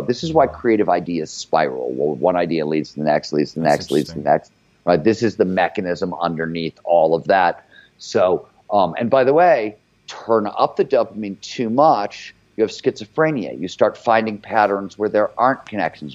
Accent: Cleveland, Ohio, United States; I was grew up in Cleveland before there was cable TV there

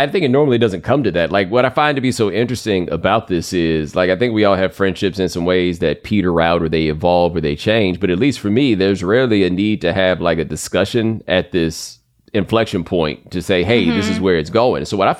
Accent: Texas, United States; And I grew up in Texas, so I would see this.

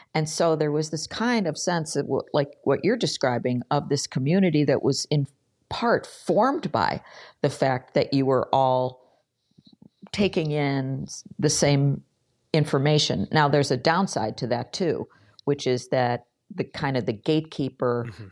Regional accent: Buffalo, New York, United States; i spent most of my career in local journalism at the buffalo news my hometown paper

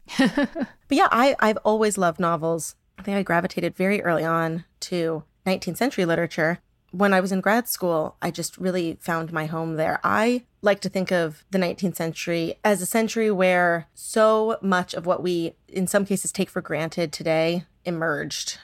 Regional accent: San Diego, California, United States; I grew up in San Diego

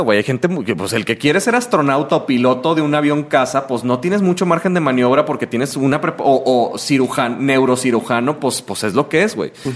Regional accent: Mazatlán, Sinaloa, Mexico; soy de Mazatlán

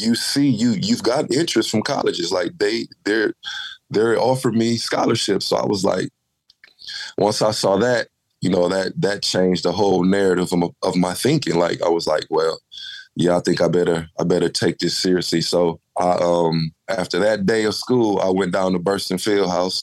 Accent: Flint, Michigan, United States; growing up in Flint was, you know, it was rough

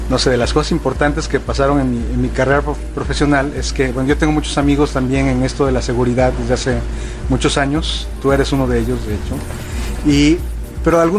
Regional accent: Mexico City, Mexico; now in Monterrey, Mexico; Hablo medio regio porque ya tengo muchos años viviendo aquí, pero yo no soy de, de Monterrey, soy de la Ciudad de México pero de repente me sale así el, un acento y luego otro.

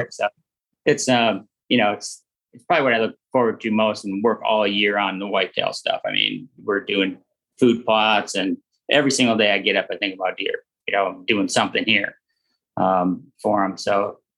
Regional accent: Minnesota, United States; growing up in Minnesota

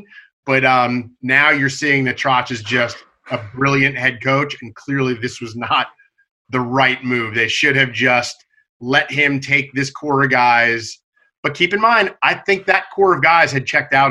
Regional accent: New York, United States; moved away; when I was growing up in New York

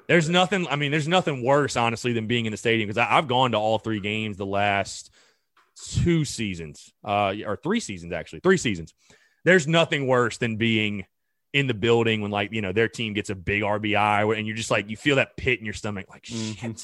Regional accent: North Augusta, South Carolina, United States; North Augusta, my hometown

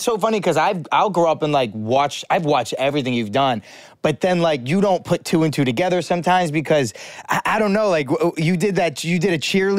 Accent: Rhode Island, United States; Because I grew up in Rhode Island.

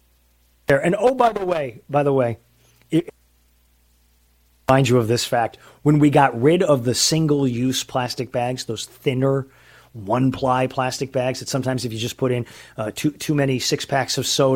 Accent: San Diego, California, United States; from San Diego

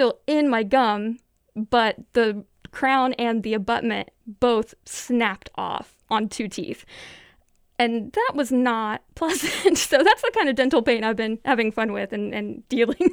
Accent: the South, United States; accent: Southern; I most certainly did not take my Southern accent with me into that hospital.

